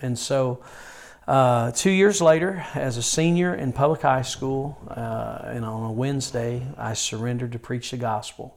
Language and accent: English; Yadkinville, North Carolina, United States; I was born and raised near Yadkinville, North Carolina, and uh, pretty much have been raised in the rural part of North Carolina all of my childhood and teenage years